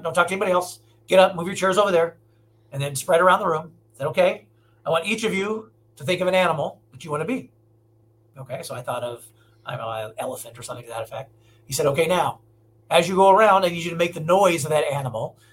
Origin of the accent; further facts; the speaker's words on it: Omaha, Nebraska, United States; moved away as an adult; now in Los Angeles, United States; I'm from Nebraska originally